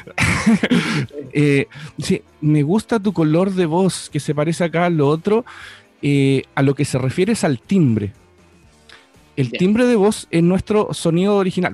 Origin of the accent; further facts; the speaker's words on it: Buenos Aires, Argentina; now in Chile; en Chile, pero crecí en, Argentina, en Buenos Aires